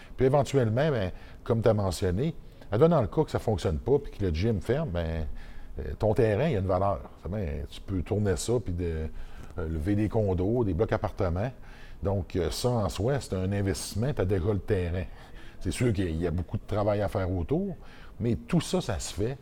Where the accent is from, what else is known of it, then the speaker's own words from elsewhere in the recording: Côte-Nord, Quebec, Canada; moved away; c'est dans mon village natal. la Côte-Nord